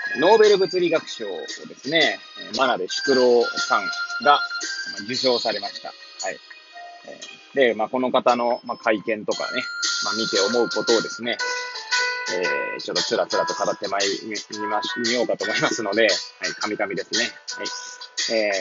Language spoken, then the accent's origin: Japanese; Hachioji, Tokyo, Japan; moved away as an adult; now in Kamaishi, Japan; 八王子生まれ、八王子育ち。震災の前の年から玉井市で働くポンコツ